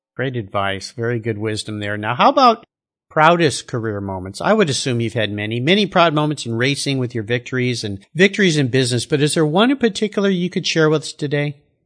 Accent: San Diego, California, United States; my days growing up in San Diego

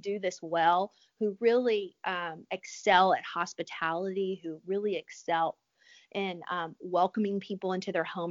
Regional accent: Louisiana, United States; I'm from Louisiana

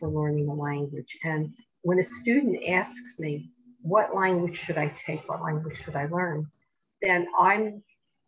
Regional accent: New Jersey, United States; growing up in New Jersey

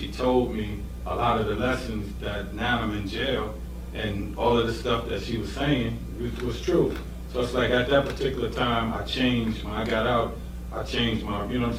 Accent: Yonkers, New York, United States; Well, coming out of Yonkers, I would have to say Trey Harris

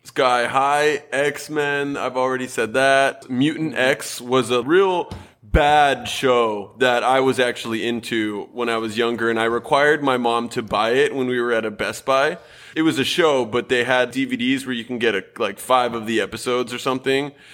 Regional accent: Southern California, United States; we were raised both in Southern California

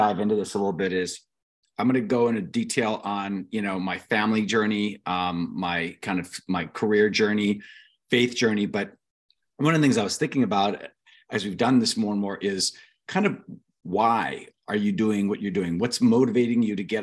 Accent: Ventura, California, United States; also born or lived in Anaheim, California / King City, California / Fiji / Long Beach, California; I was raised mostly in Ventura, which is a great beach town

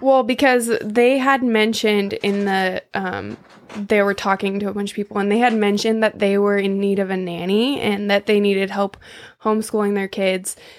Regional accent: San Diego, California, United States; moved away; also born or lived in Maui / Mexico; From San Diego

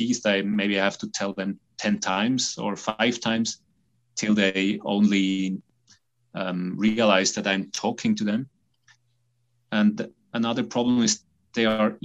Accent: Switzerland; I'm a psychiatrist from Switzerland.

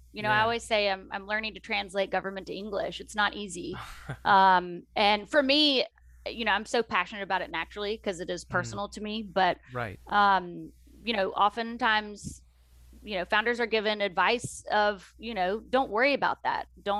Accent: the South, United States; accent: Southern; I always say that it happened because of my Southern accent and people felt sorry for me, so they showed up.

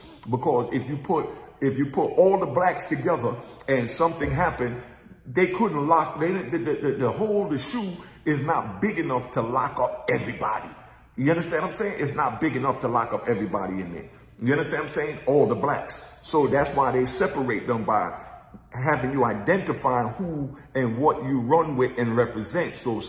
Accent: Virginia, United States; I ain't from New York. I'm from Virginia. I caught my case in Virginia.

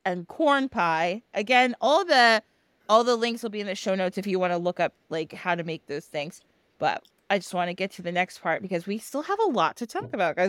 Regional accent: United States; I grew up in the United States

